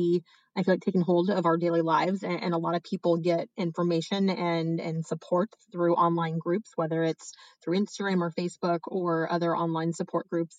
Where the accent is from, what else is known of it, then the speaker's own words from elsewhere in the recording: Indiana, United States; moved away as an adult; also born or lived in Texas / Los Angeles, California; now in San Francisco, United States; Originally, I'm from Indiana